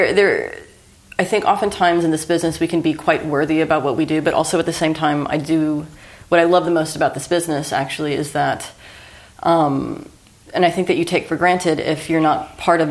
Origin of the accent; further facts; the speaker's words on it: McAllen, Texas, United States; moved away; I'm actually from McAllen, Texas, which is in the Rio Grande Valley